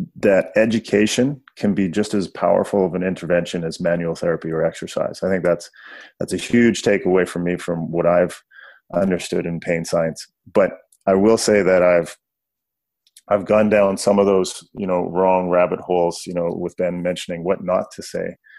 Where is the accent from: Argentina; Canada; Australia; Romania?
Canada; I grew up way up north, close to Alaska.